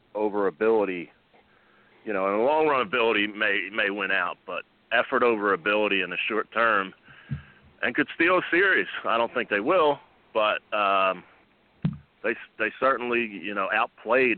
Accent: Philadelphia, Pennsylvania, United States; I am loyal to my hometown team

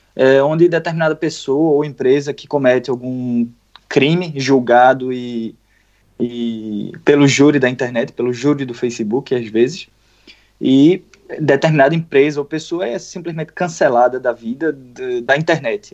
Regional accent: Pernambuco, Brazil; eu sou de Pernambuco

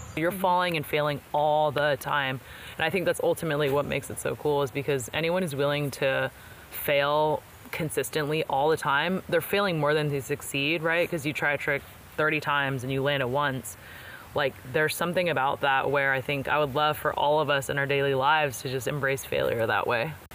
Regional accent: Bay Area, California, United States; I was born here in the Bay Area

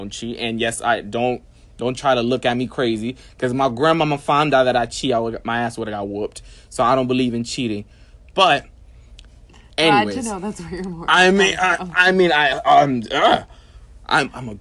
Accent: New York, United States; I'm a New Yorker

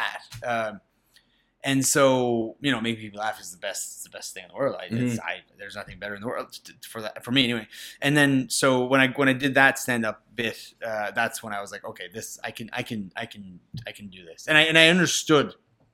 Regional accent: Nova Scotia, Canada; I'm from Nova Scotia.

